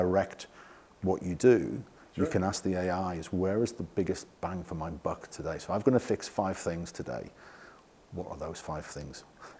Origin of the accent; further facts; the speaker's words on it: England, United Kingdom; Yeah. I'm English.